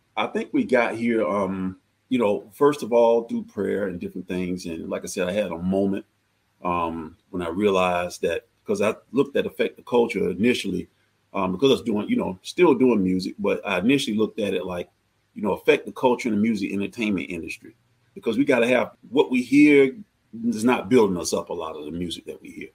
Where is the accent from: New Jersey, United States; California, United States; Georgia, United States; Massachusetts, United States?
Georgia, United States; I'm from Georgia